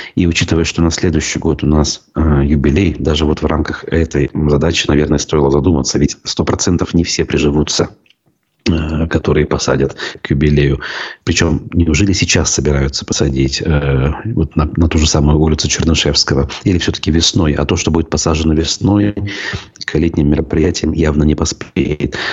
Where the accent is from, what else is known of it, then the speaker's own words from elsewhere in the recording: Bashkortostan, Russia; республика в этом смысле наша